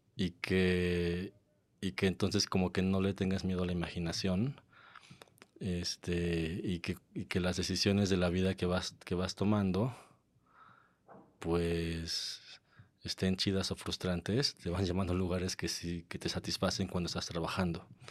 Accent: Mexico; moved away as an adult; also born or lived in London / Mexico City; cuando volví a México. Después de, después de estar en Londres unos años

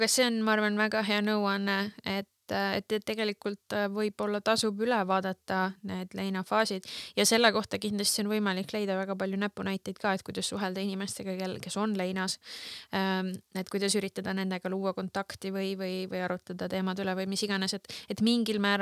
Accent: Estonia; meie jällegi, meie kui eestlased defineerisime ennast mingisugusel hetkel päris tugevalt

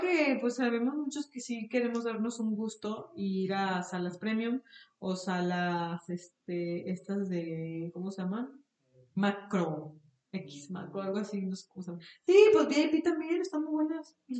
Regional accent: Mexico; nosotros como mexicanos

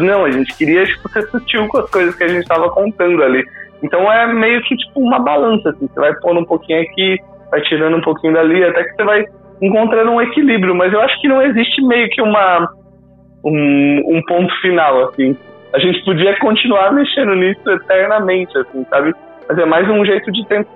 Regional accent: Brazil; isso aqui é o Brasil, sabe? É, é, é, é, o país de onde eu vim

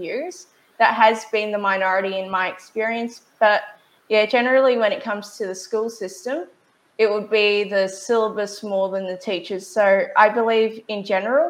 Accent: Australia; I am an Australian patriot

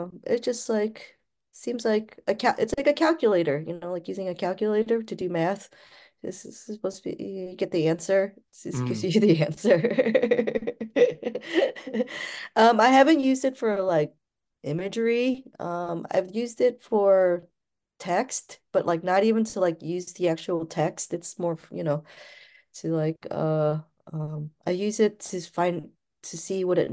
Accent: Cleveland, Ohio, United States; also born or lived in Pulau Bidong, Malaysia; I was from Cleveland

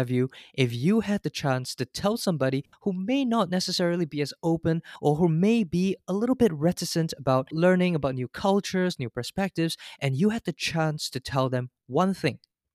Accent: Singapore; now in United States; As a Singaporean, I was fortunate to have been brought up in a multicultural setting

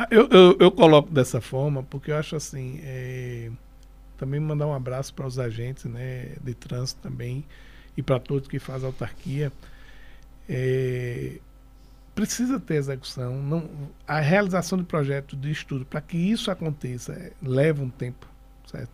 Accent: Recife, Pernambuco, Brazil; moved away as an adult; also born or lived in Garanhuns / Olinda; apesar de eu ter nascido em Garanhuns, com seis anos de idade eu fui para Recife, fui criado em Olinda em Recife até os 28 anos de idade.

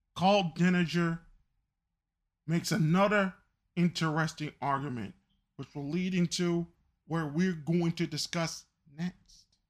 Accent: United States; as an American

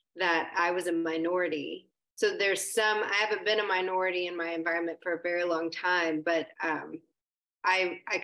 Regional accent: Arkansas, United States; also born or lived in Alaska; I grew up on a cattle farm in Arkansas after we moved back from Alaska

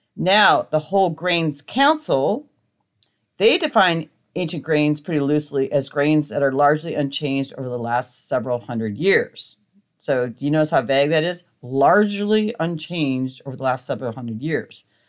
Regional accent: Montana, United States; I grew up in Montana

